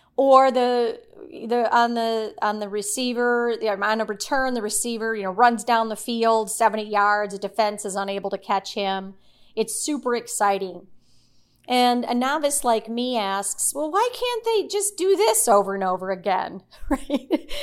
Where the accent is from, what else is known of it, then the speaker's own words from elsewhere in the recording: Midwest, United States; now in Middle Tennessee, United States; I grew up in the Midwest with two older brothers